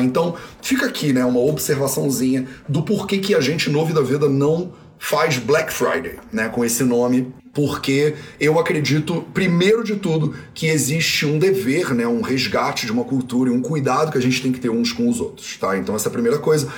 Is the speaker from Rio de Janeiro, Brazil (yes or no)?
yes; Rio de Janeiro, Brazil; Eu sou brasileiro, né? Brasileiro português. Fui criado no Rio de Janeiro com meu sotaque, né? Denuncia claramente.